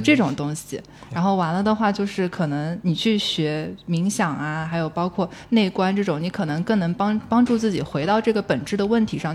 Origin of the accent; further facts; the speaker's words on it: southern China, China; accent: southern; 我是南方人